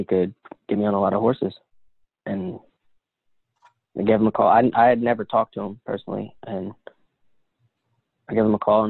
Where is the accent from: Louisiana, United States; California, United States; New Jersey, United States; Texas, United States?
New Jersey, United States; Saddle Brook; I was born in New Jersey.